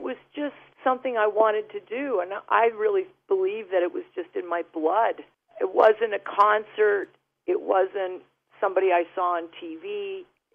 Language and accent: English; United States; also born or lived in United Kingdom; I'm an American resident. I've been an American resident since I was 4 years old.